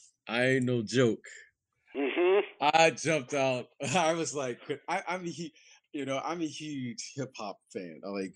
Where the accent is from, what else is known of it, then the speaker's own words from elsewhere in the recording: Detroit, Michigan, United States; I'm from Detroit.